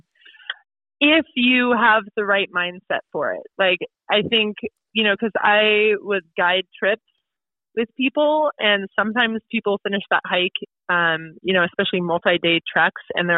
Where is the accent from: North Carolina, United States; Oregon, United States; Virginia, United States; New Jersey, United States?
Oregon, United States; Portland; moved away as an adult; now in New Hampshire, United States; Out in Oregon, I grew up in Portland